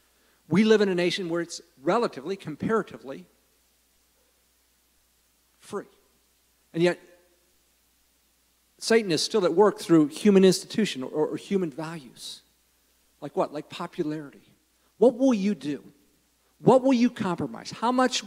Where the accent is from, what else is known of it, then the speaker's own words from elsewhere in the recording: United States; I love living in the United States. I'm glad I'm an American.